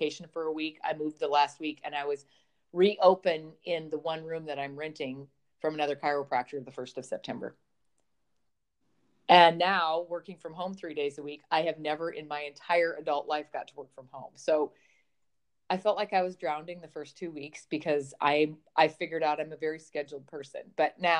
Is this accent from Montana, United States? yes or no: yes; Montana, United States; I grew up on a dairy farm in the middle of Montana